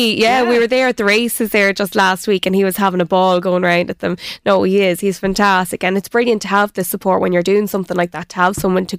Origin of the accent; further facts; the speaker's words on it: Navan, Leinster, Ireland; Born and bred in Navan. I am a Navan woman. I'm from Dunamore Lane, and we've recently just built a house, myself and my fiancé, outside Kilberry.